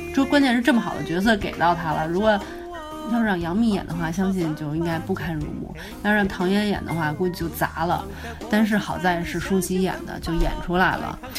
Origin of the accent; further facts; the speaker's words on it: China; 这种片儿是咱们大陆人拍出来的